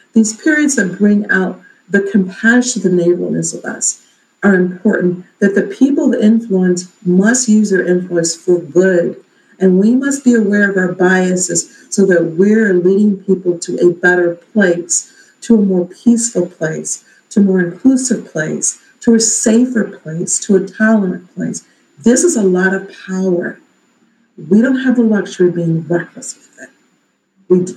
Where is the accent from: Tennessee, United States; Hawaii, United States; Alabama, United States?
Alabama, United States; now in Maple Heights, United States; I'm from Alabama.